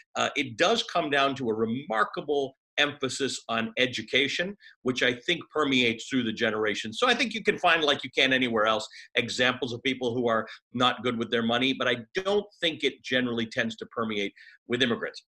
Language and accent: English; Toronto, Ontario, Canada; I grew up in Toronto